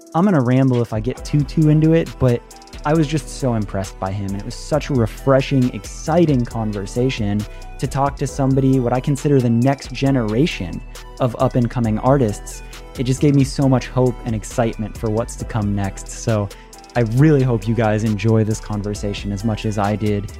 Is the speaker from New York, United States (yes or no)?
no; Florida, United States; I was from Florida